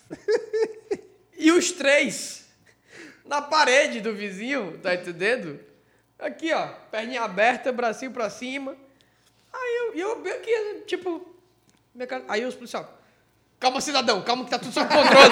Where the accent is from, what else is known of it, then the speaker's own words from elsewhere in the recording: Ceará, Brazil; eu, cearense